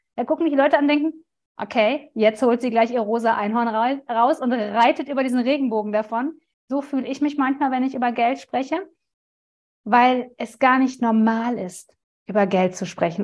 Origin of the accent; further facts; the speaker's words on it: Ruhr area, North Rhine-Westphalia, Germany; kommen wir aus dem Ruhrgebiet